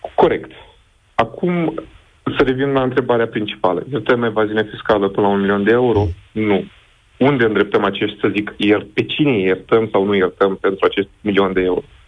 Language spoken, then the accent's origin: Romanian; Iași, Iași County, Romania; Eu sunt din Iași